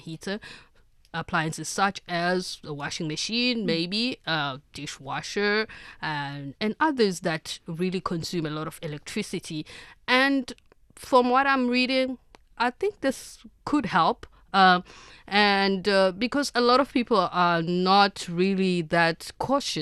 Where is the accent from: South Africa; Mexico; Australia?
South Africa; as a South African